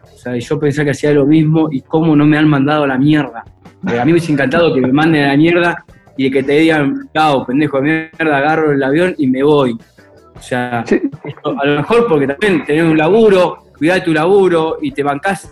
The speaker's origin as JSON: {"language": "Spanish", "town": "Rufino", "region": "Santa Fe", "country": "Argentina", "tie": "born or raised there", "also_born_or_lived": "Venado Tuerto", "said": "yo nací en Rufino, venado torto"}